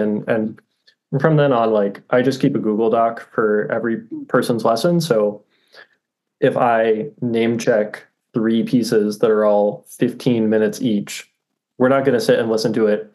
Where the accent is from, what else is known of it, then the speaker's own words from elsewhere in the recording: Austin, Texas, United States; moved away as an adult; also born or lived in Commerce, Texas / Lincoln, Nebraska; now in High Point, United States; I grew up in Austin, Texas